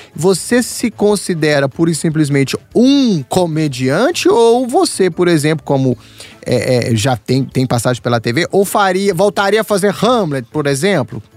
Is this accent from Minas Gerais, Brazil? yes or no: yes; interior of Minas Gerais, Brazil; Eu sou do interior de Minas